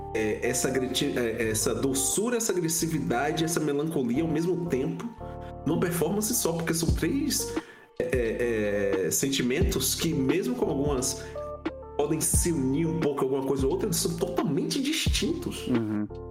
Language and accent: Portuguese; Feira de Santana, Bahia, Brazil; also born or lived in Itabuna; eu sou baiano, é, nascido em Itabuna, mas fui criado em Feira de Santana, que é a segunda maior cidade do estado da Bahia.